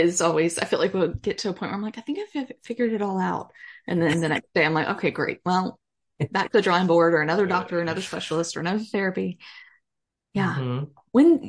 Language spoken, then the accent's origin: English; Texas, United States; accent: Texas; Is that just my Texas accent coming out?